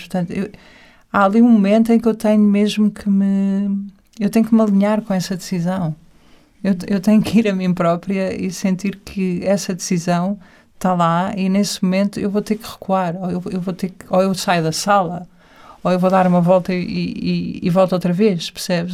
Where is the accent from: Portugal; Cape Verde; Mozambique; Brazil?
Portugal; estava sempre super ligada à terra, porque sou portuguesa